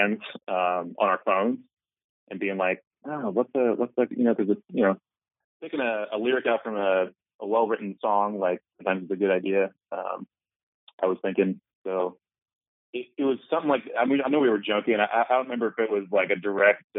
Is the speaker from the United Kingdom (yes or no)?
no; Penngrove, California, United States; my hometown in Pengrove, California